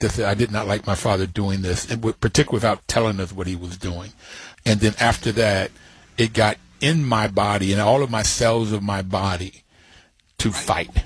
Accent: Bluefield, West Virginia, United States; Growing up in Bluefield, West Virginia, with my grandfather having worked in the rail on the mines and my father on the railroad

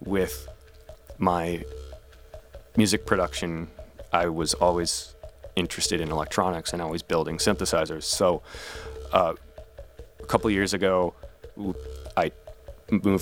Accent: Milwaukee, Wisconsin, United States; kids growing up in Milwaukee, I mean, it's a small enough place that we're programmed to think that anywhere else on earth is probably way cooler

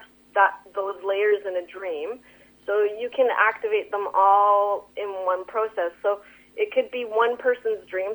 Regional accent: Sons of Freedom Doukhobor community, British Columbia, Canada; I grew up in the Sons of Freedom Dukobor community

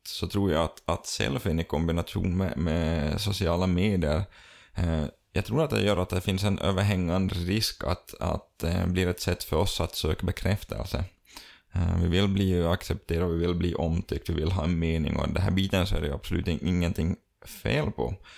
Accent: Finland; vi som finländare

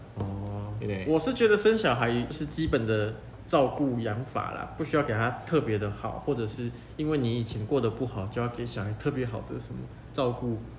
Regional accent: Kaohsiung, Taiwan; 像我是高雄人啊，你看哦，我家就住在左营，左营算市中心吗？也算吧。算。对啊，但是我家在市中心的边边啊，在美术馆还要再过来一点

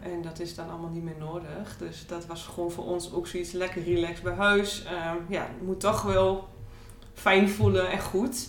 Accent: Borne, Overijssel, Netherlands; ik kom uit Borne.

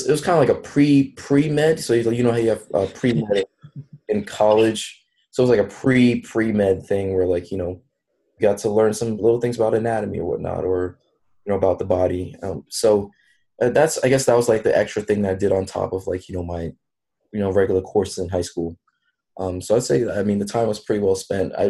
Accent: New York City, New York, United States; I'm originally from Brooklyn, New York. So I went to this high school called Brooklyn Technical High School

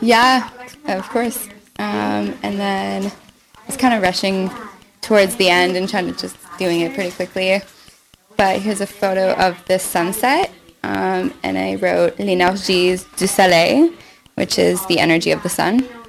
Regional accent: Ontario, Canada; my whole family's from Montreal, um, but I was born in Ontario.

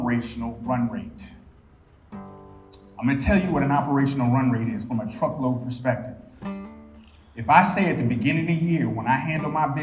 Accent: South Carolina, United States; I'm from South Carolina

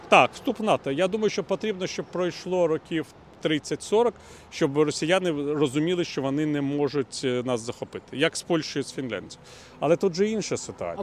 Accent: Ukraine; also born or lived in Moscow, Russia; ми українці

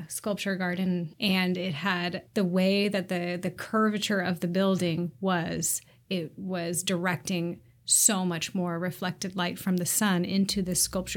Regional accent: Seattle, Washington, United States; I live in the Old Ballard neighborhood and I grew up here in Seattle.

